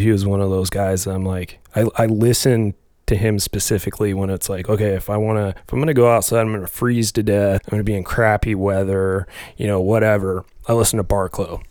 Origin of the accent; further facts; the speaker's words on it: Alaska, United States; moved away; I grew up in Alaska